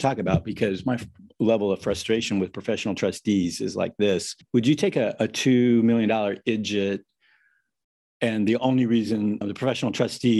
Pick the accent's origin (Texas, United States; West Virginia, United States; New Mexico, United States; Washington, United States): Washington, United States; Eastern; also born or lived in Seattle, Washington; I grew up in the Eastern Washington farmland.